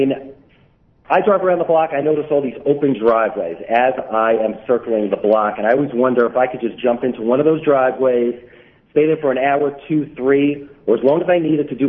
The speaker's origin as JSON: {"language": "English", "town": "Brooklyn", "region": "New York", "country": "United States", "tie": "born or raised there", "said": "I was born and bred in Brooklyn. I live in Brooklyn currently"}